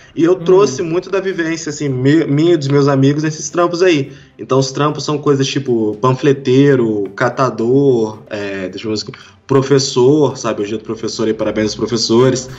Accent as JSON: {"language": "Portuguese", "town": "Volta Redonda", "region": "Rio de Janeiro", "country": "Brazil", "said": "Eu sou do, do interior do Rio de Janeiro, cara, Volta Redonda"}